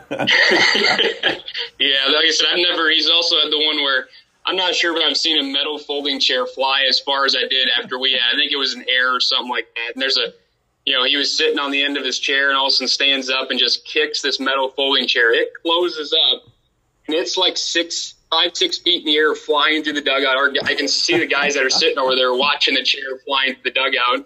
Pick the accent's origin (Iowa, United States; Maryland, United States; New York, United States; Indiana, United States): Iowa, United States; Dubuque; born or raised there; moved away as an adult; also born or lived in Waverly, Iowa (Wartburg)